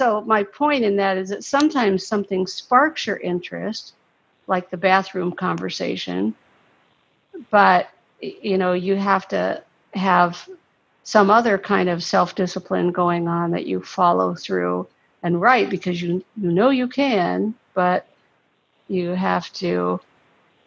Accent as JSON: {"language": "English", "region": "Ohio", "country": "United States", "moved": "as an adult", "lives_now": "Florida, United States", "said": "I'm from Ohio and it was so terrible up there"}